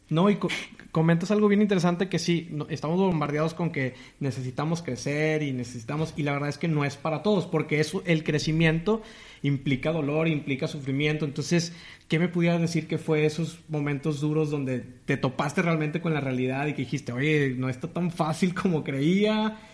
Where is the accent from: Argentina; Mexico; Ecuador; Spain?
Mexico; Matamoros, Tamaulipas; yo soy de Matamoros, Tamaulipas también